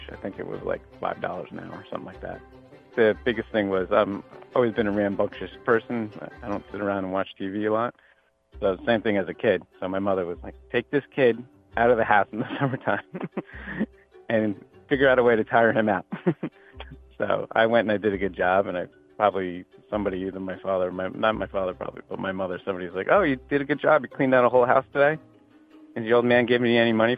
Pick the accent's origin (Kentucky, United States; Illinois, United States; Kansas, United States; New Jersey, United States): New Jersey, United States; Jersey Shore; I grew up in New Jersey on the Jersey Shore.